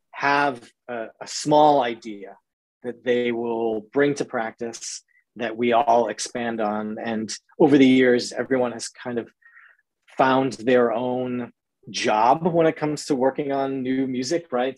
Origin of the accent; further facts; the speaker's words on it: New England, United States; growing up in the New England area